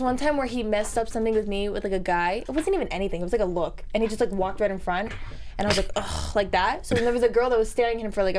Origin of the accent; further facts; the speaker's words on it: Potomac, Maryland, United States; first language Spanish; English is a second language; now in Los Angeles, United States; my parents raised me to be like really proud Cubans, and I basically kind of. I lived in Potomac, Maryland, but my whole entire family lives in Miami.